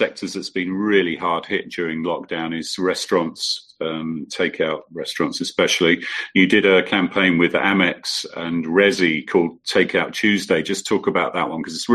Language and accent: English; England, United Kingdom; I'm English